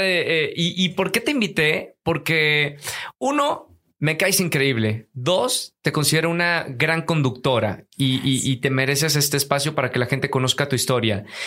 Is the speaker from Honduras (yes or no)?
no; Monterrey, Nuevo León, Mexico; Todo empieza en Monterrey, Nuevo León. Los dos somos regios